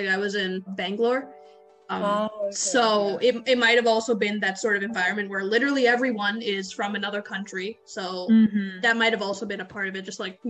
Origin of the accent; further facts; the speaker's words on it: United States; accent: American; also born or lived in India; I was born in America